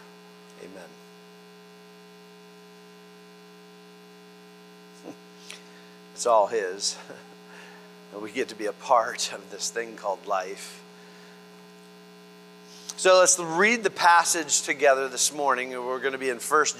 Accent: Florida, United States; We're from Florida

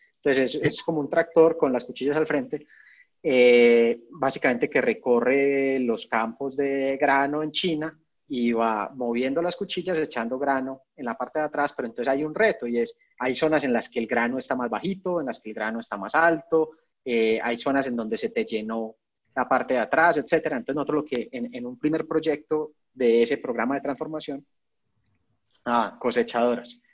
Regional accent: Medellín, Antioquia, Colombia; moved away; also born or lived in Bogotá; yo soy de Medellín, yo estaba viviendo en Bogotá

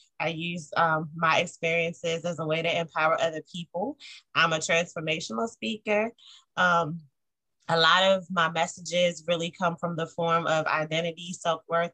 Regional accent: Eastern Shore of Maryland, United States; moved away as an adult; now in Baltimore, United States; I was born on the Eastern Shore of Maryland, really small, close-knit community

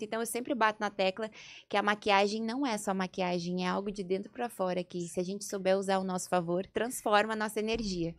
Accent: Porto Alegre, Rio Grande do Sul, Brazil; moved away as an adult; also born or lived in Gravataí / Rio de Janeiro; now in São Paulo, Brazil; E eu sou do sul, eu sou gaúcha de Porto Alegre

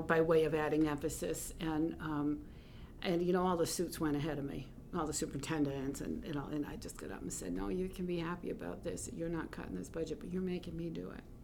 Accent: South Portland, Maine, United States; we lived in Greater Portland, Portland, South Portland, growing up

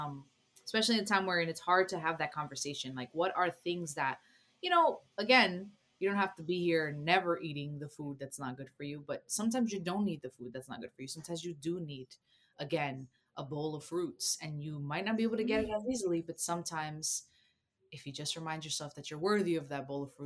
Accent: New Jersey, United States; also born or lived in Costa Rica; I grew up in New Jersey, but I was born in Costa Rica

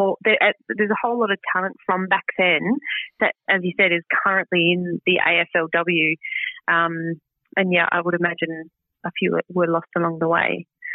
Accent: Boorowa, New South Wales, Australia; moved away as an adult; now in Sydney, Australia; some friends that I grew up in Boorowa

